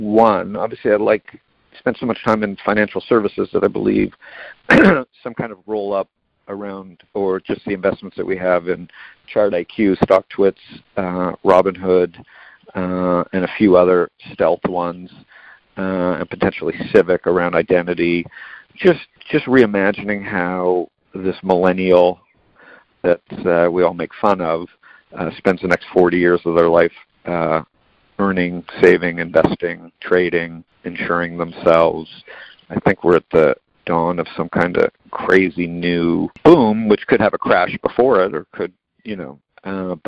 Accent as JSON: {"language": "English", "country": "Canada", "said": "I'm Canadian."}